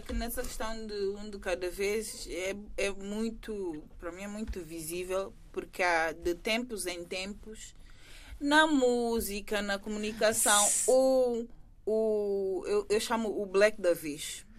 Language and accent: Portuguese; São Tomé & Príncipe; now in Portugal; Eu sou santumense